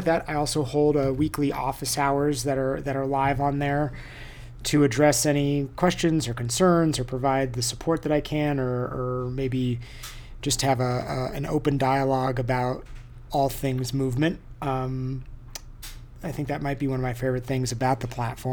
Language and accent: English; United States; also born or lived in Southern California / New York; now in Boulder, United States; I grew up in Lake Tahoe.